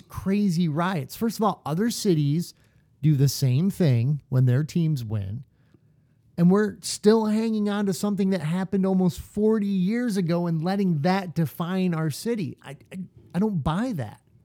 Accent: Detroit, Michigan, United States; we're from Detroit

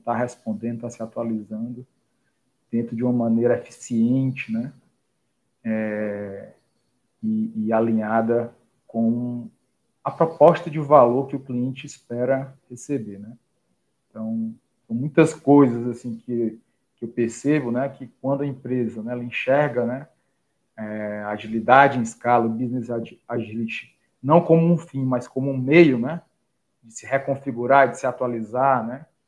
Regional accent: Fortaleza, Ceará, Brazil; eu sou daqui de Fortaleza, né? Conterrânea do Alisson

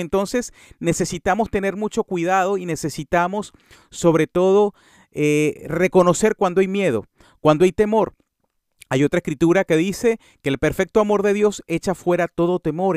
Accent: Venezuela; En mi, en mi, en mi, en Venezuela se le dice monte al césped

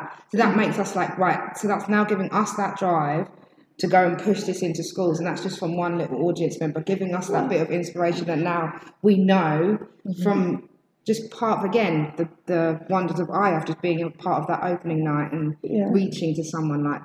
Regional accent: Epsom, South East England, United Kingdom; from Epsom

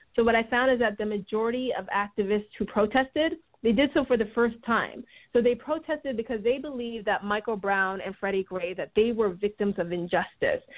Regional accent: Toronto, Ontario, Canada; moved away as an adult; also born or lived in St. Louis, United States / Michigan, United States; now in United States; I am from Toronto. I am a Canadian citizen, but I've uh, been living in the United States now for about 18 years.

